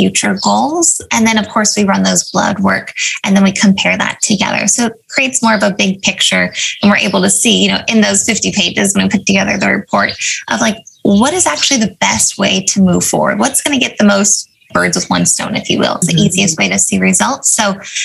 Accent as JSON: {"language": "English", "town": "Avalon", "region": "California", "country": "United States", "tie": "born or raised there", "said": "I grew up on Catalina Island, which is this little island off the coast of California"}